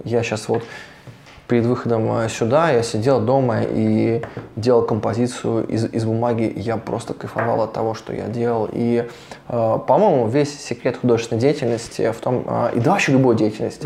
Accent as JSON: {"language": "Russian", "town": "Voronezh", "region": "Voronezh Oblast", "country": "Russia", "also_born_or_lived": "Saint Petersburg / Montenegro", "said": "я художник из Воронежа, мы занимаемся вообще развитием Воронежа."}